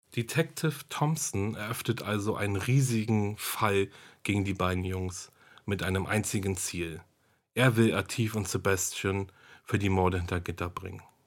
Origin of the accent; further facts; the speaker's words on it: Germany; hier bei uns in Deutschland